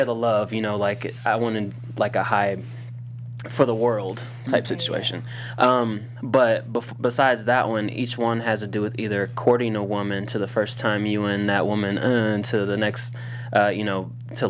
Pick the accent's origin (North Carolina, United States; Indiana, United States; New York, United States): Indiana, United States; now in Los Angeles, United States; And we're all from Indiana